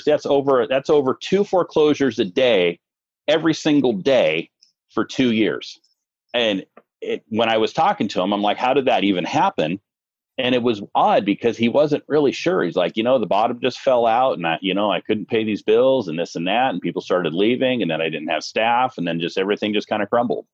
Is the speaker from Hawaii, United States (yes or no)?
yes; North Shore of Kauai, Hawaii, United States; I grew up on the North Shore of Kauai over in Hawaii